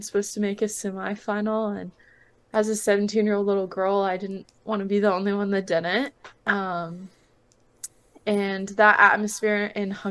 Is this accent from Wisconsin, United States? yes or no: no; Austin, Texas, United States; moved away as an adult; also born or lived in Georgia; I'm originally from Austin, so being around my family more was really nice